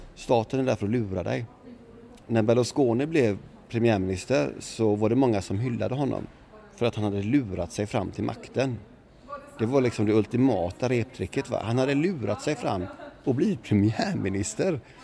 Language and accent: Swedish; Sweden; jag var svensk